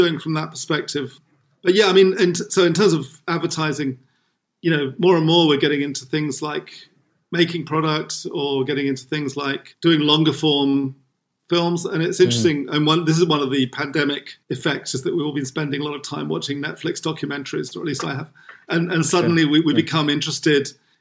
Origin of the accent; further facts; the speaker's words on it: England, United Kingdom; moved away as an adult; now in Philippines; I grew up in England